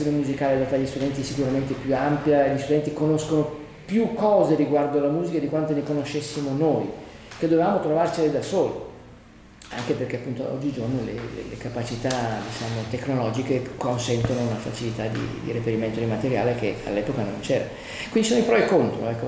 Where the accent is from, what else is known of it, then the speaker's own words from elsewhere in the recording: Naples, Campania, Italy; now in Milan, Italy; Io poi sono napoletano